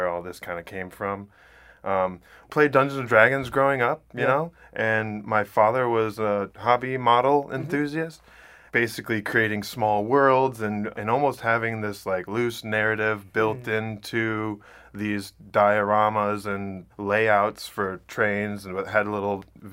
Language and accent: English; Ann Arbor, Michigan, United States; I'm originally from Ann Arbor, Michigan